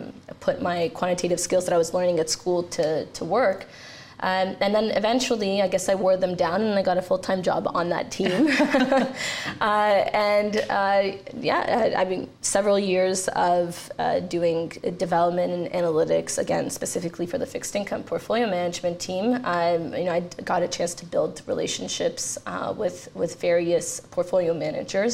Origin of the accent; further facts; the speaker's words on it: Canada; also born or lived in Romania; I was born in Romania and moved to Canada with my parents and my sister when I was very young. So I did all my schooling here